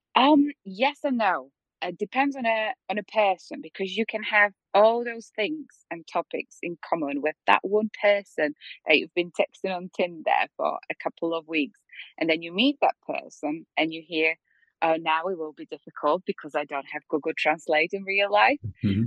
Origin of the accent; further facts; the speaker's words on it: Poland; moved away as an adult; also born or lived in Slovakia; I'm from Poland